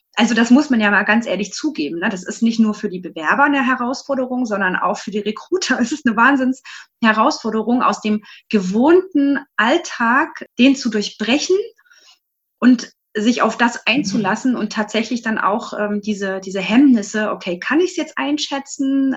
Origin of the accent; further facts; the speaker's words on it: Leipzig, Saxony, Germany; bin aus Leipzig